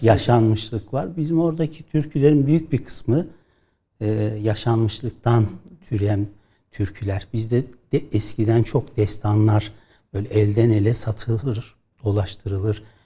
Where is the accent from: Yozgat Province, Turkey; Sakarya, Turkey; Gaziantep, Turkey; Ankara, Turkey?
Yozgat Province, Turkey